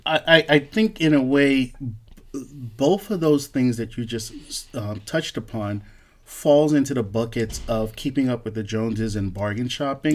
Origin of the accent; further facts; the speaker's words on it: Newark, New Jersey, United States; I'm growing up in Newark, in the hood